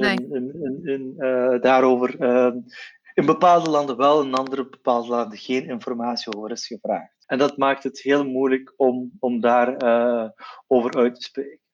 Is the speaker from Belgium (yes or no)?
yes; Flanders, Belgium; ik ben van Turks-Belgische origine